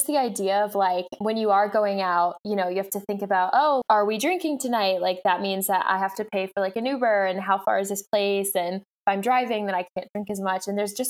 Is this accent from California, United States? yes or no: yes; Bay Area, California, United States; also born or lived in Orange County, United States / New York, United States; now in Los Angeles, United States; I grew up on the West Coast. I was in the Bay Area growing up. I've also been down in Orange County. I recently have been in LA for a few years